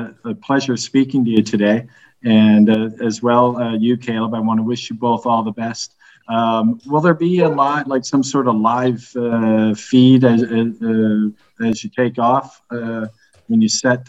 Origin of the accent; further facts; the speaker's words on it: Nova Scotia, Canada; now in Dubai, United Arab Emirates; I'm from Nova Scotia.